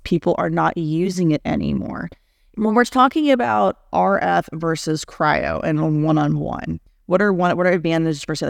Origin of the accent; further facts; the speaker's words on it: Houston, Texas, United States; also born or lived in Atlanta, Georgia; born and raised in Houston, Texas, but raised by two New Yorkers, so I talk at the speed of light, but I say words like y'all